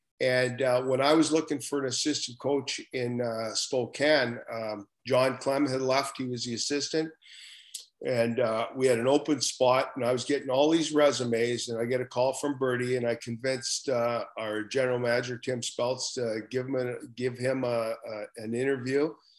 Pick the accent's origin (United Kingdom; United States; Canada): Canada; Prince George, British Columbia; Prince George is my hometown. All my family was still up in Prince George. My wife's from Prince George.